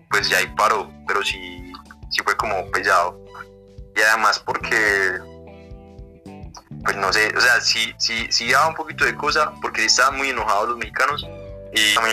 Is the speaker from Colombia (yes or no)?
yes; Medellín, Antioquia, Colombia; accent: paisa; soy colombiano.